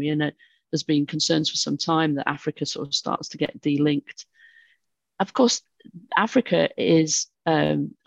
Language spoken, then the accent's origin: English; United Kingdom; I'm British